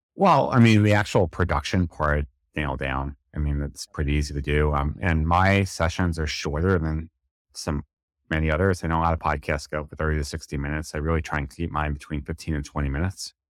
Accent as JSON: {"language": "English", "region": "New York", "country": "United States", "said": "it's just how I talk, I'm from New York"}